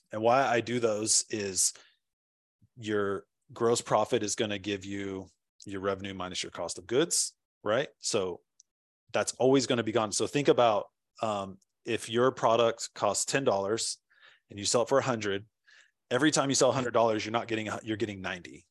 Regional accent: California, United States; also born or lived in Washington, D.C.; now in Nashville, United States; I'm originally from California.

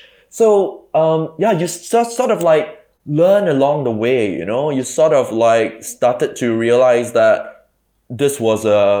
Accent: Singapore; I mean, growing up in Singapore, you know, like literally grew up on a diet of like Jackie Chan, Bruce Willis, Arnold Schwarzenegger, like Stephen Chow, and like Hong Kong vampire films, right?

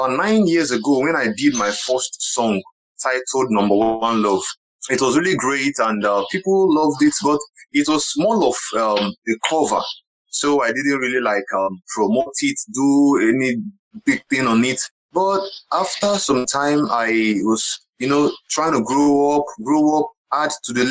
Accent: Ibere, Abia, Nigeria; first language Igbo; English is a second language; moved away as an adult; also born or lived in Aba; now in Lagos, Nigeria; I am a Nigerian. I was born in Ibere in Abia State. I grew up in Ibere. At least I stayed about 18 years down in my village

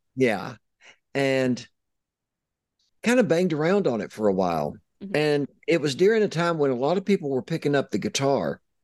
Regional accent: East Tennessee, United States; I'm from East Tennessee

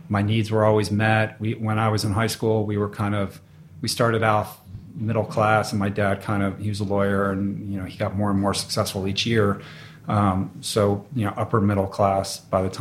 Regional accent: Washington, District of Columbia, United States; Washington, D.C.

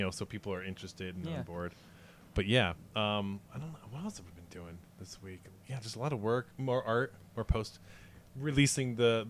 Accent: Michigan, United States; I'm from Michigan

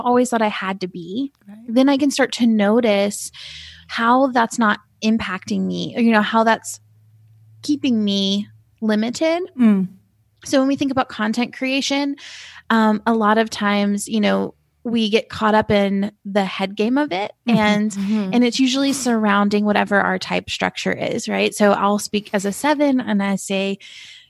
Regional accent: Asheville, North Carolina, United States; I'm from Asheville, North Carolina, and I live here. I live in Asheville now

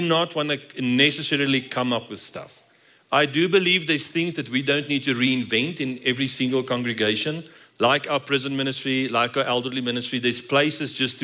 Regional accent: South Africa; moved away as an adult; now in Colorado Springs, United States; we're from South Africa

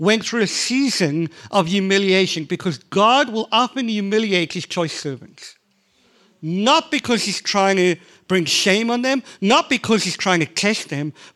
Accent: South Africa; I'm from South Africa

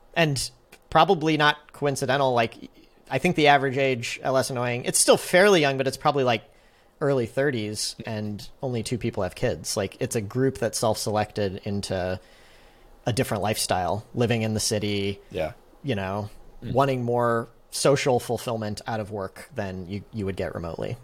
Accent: St. Louis, Missouri, United States; also born or lived in San Francisco; I am from St. Louis, but I was not planning on moving back

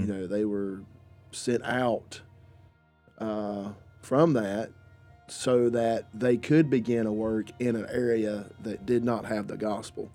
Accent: the South, United States; I am from around this area. I am from the South.

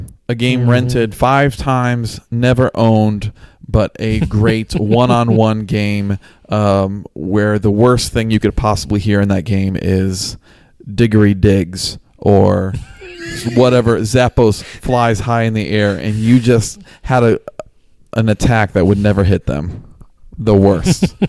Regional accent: Metamora, Illinois, United States; I'm 30 years old. I'm from Metamora, Illinois.

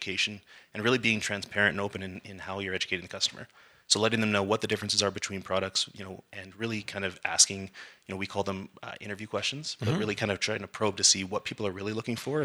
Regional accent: Calgary, Alberta, Canada; growing up in Calgary

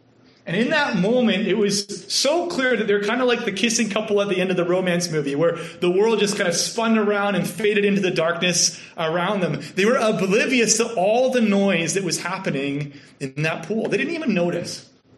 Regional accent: Canada; accent: Canadian; now in Kentucky, United States; And in my experience in Kentucky, I was mercilessly teased for being a Canadian and having a Canadian accent. It's pretty funny because, to be honest, I didn't know that I had a Canadian accent.

